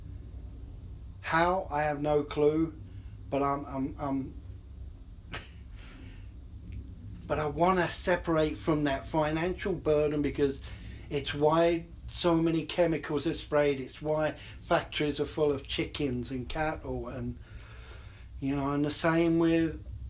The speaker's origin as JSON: {"language": "English", "region": "London", "country": "United Kingdom", "tie": "born or raised there", "also_born_or_lived": "New York City, United States", "moved": "yes", "lives_now": "Portland, United States", "said": "I grew up in London"}